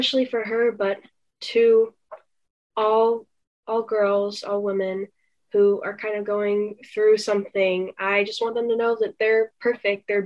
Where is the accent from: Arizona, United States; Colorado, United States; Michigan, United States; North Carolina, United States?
North Carolina, United States; accent: southern; moved away; also born or lived in Northeast United States; I was raised in North Carolina and then moved to the Northeast. So sometimes I'll have an accent and sometimes I won't